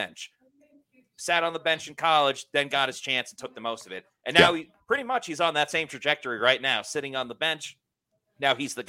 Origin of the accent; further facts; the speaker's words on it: Long Island, New York, United States; Long Island.